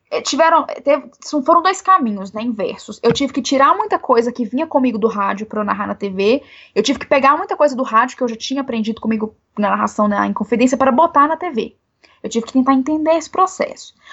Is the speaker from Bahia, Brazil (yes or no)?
no; Belo Horizonte, Minas Gerais, Brazil; Eu sou aqui de Belo Horizonte, né? Moro aqui em Belo Horizonte